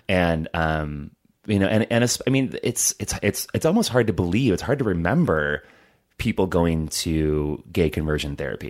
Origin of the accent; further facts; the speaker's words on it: Hobart, Indiana, United States; I grew up in Hobart, Indiana